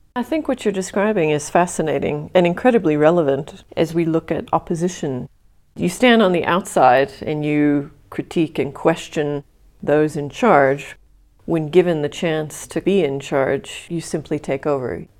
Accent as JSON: {"language": "English", "country": "United States", "moved": "yes", "lives_now": "South Africa", "said": "as a resident of South Africa, I mean, I personally feel as an American"}